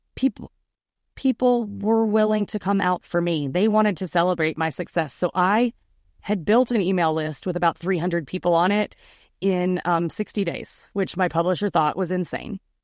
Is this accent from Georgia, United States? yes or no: yes; Atlanta, Georgia, United States; I am from Atlanta. I still live in Atlanta. I've grown up here